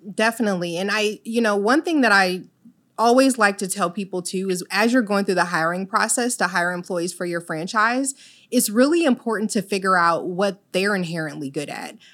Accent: Illinois, United States; moved away as an adult; also born or lived in Virgin Islands; I'm originally from Illinois. However, my parents are Jamaican.

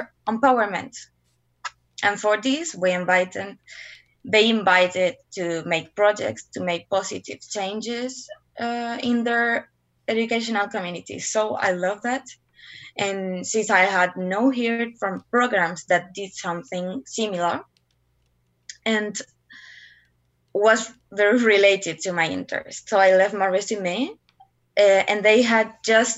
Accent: Curicó, Maule, Chile; also born or lived in Santiago, Chile; I was born in Santiago and we moved to Curicó, and I lived there until I was 18.

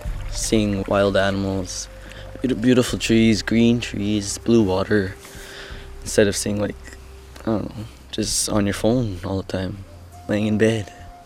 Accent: Wikwemikong, Ontario, Canada; I'm 14. I'm from Kumakong.

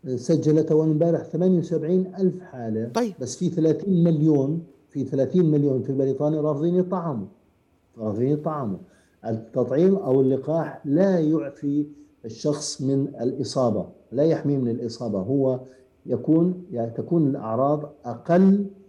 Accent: Jordan; عندنا في الاردن

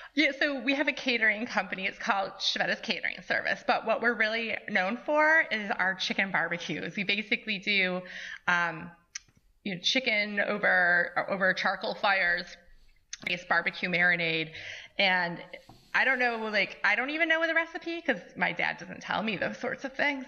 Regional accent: Brant, New York, United States; I grew up in Brant, New York, with about 20 miles south of Buffalo

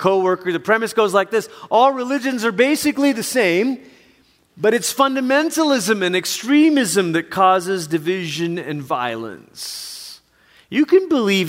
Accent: Malaysia; moved away; Growing up in Malaysia, where there's many different religions in Malaysia

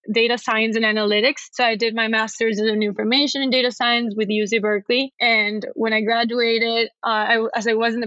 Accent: Caracas, Capital District, Venezuela; moved away as an adult; now in United States; We grew up eating arepas back home

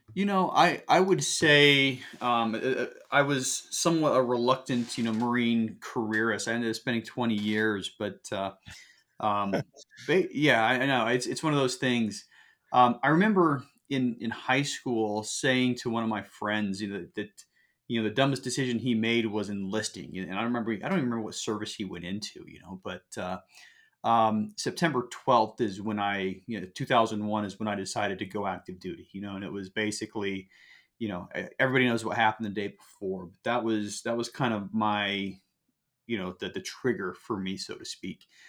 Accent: Salt Lake City, Utah, United States; moved away; also born or lived in Southern California; I grew up in Salt Lake City

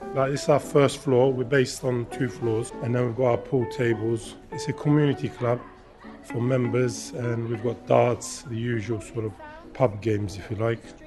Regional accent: London, United Kingdom; also born or lived in Turkey; I grew up in Hackney

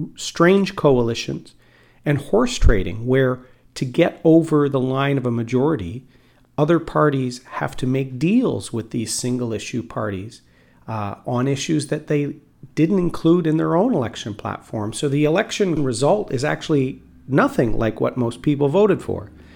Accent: Bowmanville, Ontario, Canada; also born or lived in Port Perry, Ontario; I grew up living in Bowmanville and in Port Perry

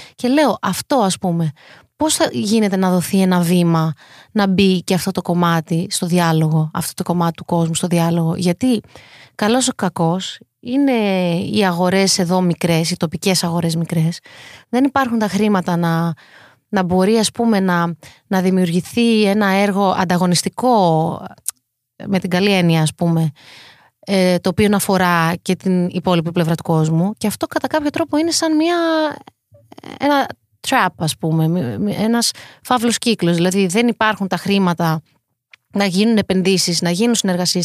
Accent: Greece; είναι πιο δύσκολο για μένα να είμαι Ελληνίδα σε αυτή την πλευρά του κόσμου

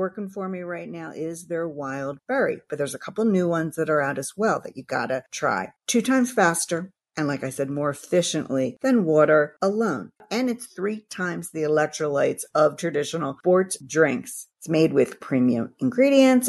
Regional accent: Philadelphia, Pennsylvania, United States; my hometown of Philadelphia, Pennsylvania

